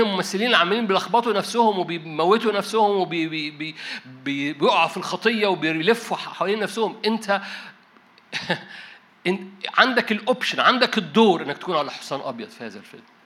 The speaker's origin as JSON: {"language": "Arabic", "country": "Egypt", "said": "انا مصري"}